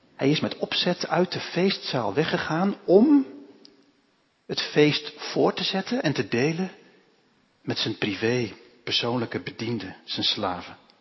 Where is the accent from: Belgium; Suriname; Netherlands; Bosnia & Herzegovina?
Netherlands; also born or lived in Lebanon; wij als Hollanders